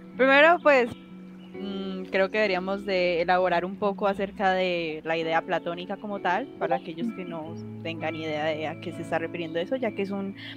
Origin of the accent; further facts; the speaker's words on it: Colombia; soy de Colombia